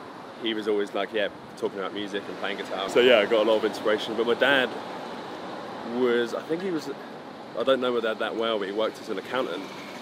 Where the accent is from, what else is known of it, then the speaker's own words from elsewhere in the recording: Towcester, East Midlands, United Kingdom; also born or lived in Luton / St Albans; I'm from the Midlands.